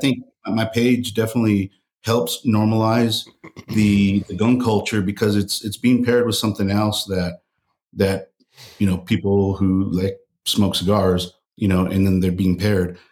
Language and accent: English; El Paso, Texas, United States; I grew up in El Paso, Texas